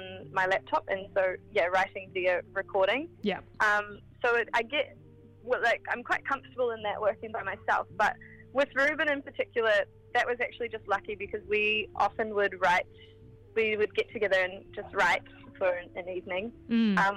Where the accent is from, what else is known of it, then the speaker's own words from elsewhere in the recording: Queenstown, Otago, New Zealand; moved away; also born or lived in Wellington; I'm from Queenstown, central Otago.